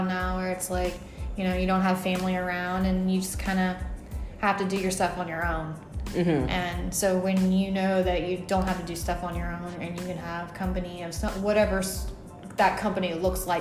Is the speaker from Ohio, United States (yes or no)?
yes; Ohio, United States; moved away; I'm originally from Ohio